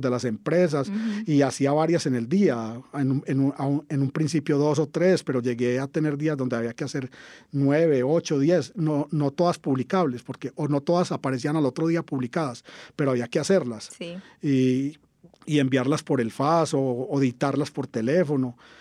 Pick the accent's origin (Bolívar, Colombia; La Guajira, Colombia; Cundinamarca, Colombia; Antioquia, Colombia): Antioquia, Colombia; Caldas; yo soy de Caldas, Antioquia, en el sur del Valle de Aburrá estudié en el liceo del municipio, el José María Bernal, todo el bachillerato